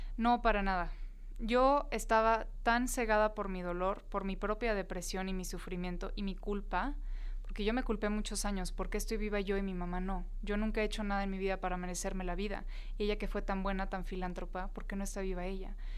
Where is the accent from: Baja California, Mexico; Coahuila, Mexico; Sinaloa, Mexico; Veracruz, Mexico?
Baja California, Mexico; Tijuana; moved away as an adult; yo soy de Tijuana, me crié allá, estuve pues los primeros 18 años de mi vida en Tijuana